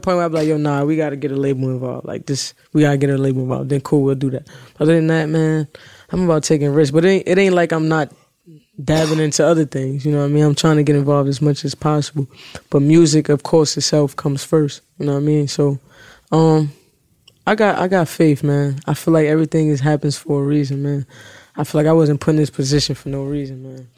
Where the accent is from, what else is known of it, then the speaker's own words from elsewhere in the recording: New York City, New York, United States; I'm from the city or whatever, I'm from Brooklyn